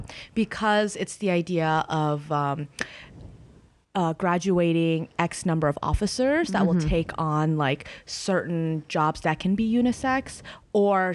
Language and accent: English; Boston, Massachusetts, United States; also born or lived in China; I grew up in Boston